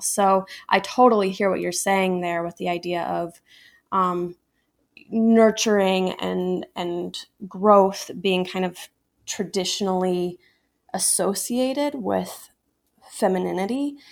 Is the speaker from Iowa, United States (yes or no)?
yes; Ames, Iowa, United States; also born or lived in Des Moines, Iowa; I grew up in Ames, Iowa